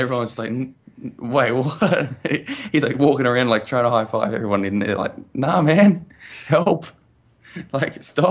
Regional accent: Australia; As an Australian

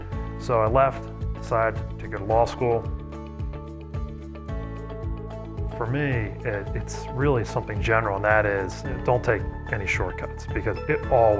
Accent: Southern York County, Pennsylvania, United States; moved away as an adult; also born or lived in Baltimore; So I grew up in Southern York County, went to Susquehannock High School, and then after high school went to Johns Hopkins University in Baltimore, where I studied economics.

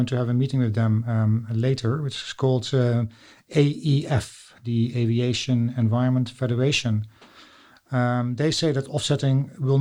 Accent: Netherlands; accent: Dutch; English is a second language; I'm Dutch

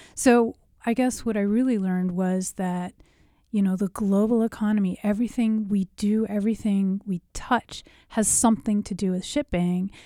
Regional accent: United States; as an American

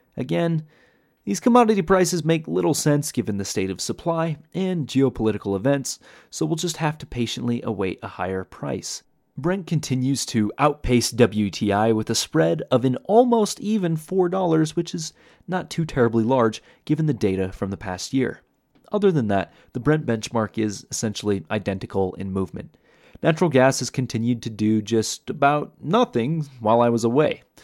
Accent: Iowa, United States; moved away; growing up in Iowa

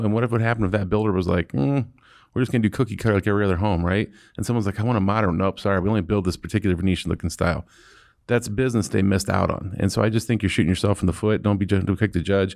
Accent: Akron, Ohio, United States; I'm from Akron

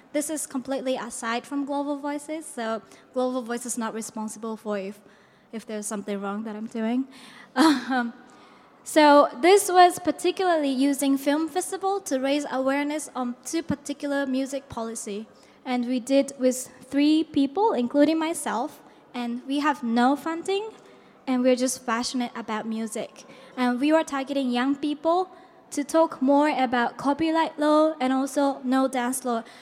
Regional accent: Japan; I come from Japan.

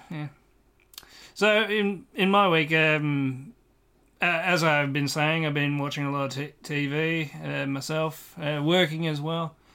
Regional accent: Ireland; yeah, I am actually Irish, so I, I, I, know particularly well of what, what's happening over there

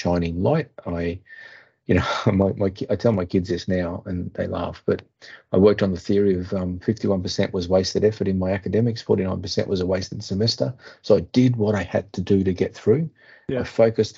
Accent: Australia; as an Australian

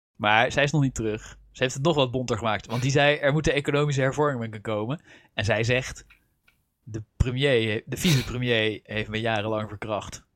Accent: Netherlands; accent: Dutch; mijn eigen Nederlandse accent

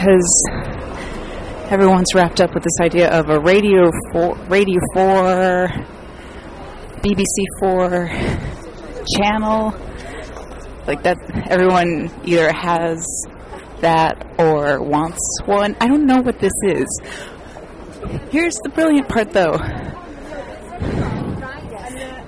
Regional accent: United States; I'm an American comedian

